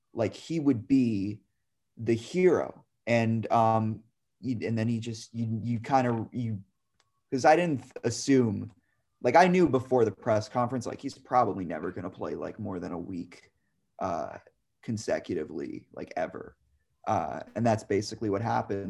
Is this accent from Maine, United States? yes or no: no; New York, United States; as a kid growing up in New York